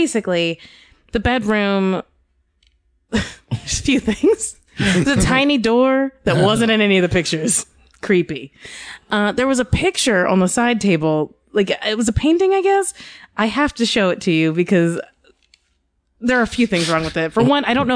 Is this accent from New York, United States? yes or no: no; Kentucky, United States; I'm from Kentucky